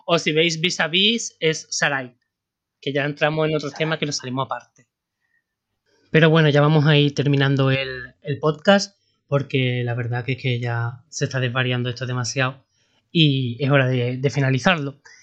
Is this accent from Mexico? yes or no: no; Spain; sabiendo cómo somos los españoles